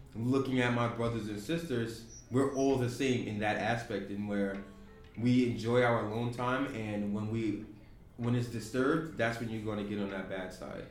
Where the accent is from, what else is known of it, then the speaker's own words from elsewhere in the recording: Yonkers, New York, United States; growing up in New York, we we become desensitized to a lot